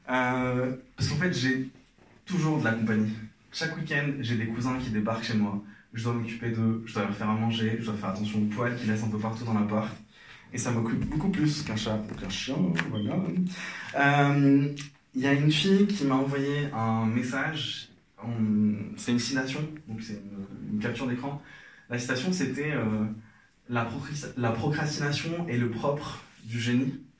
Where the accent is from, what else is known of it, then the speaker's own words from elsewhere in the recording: Algeria; now in Paris, France; Alors, euh, moi je suis algérien, je suis à Paris depuis pas longtemps. Et enfin, depuis quelques années.